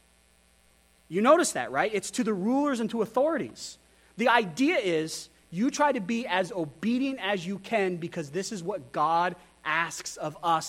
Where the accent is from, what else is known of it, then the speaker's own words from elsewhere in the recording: Wyoming, United States; also born or lived in Texas / Idaho; I grew up in Wyoming. I grew up in Texas. I grew up in Idaho.